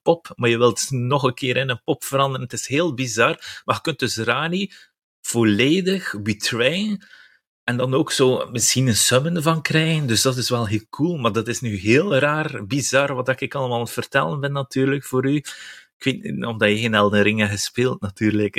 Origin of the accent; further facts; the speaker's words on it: West Flanders, Belgium; now in Ghent, Belgium; ik ben West-Vlaming, ik woon wel in Gent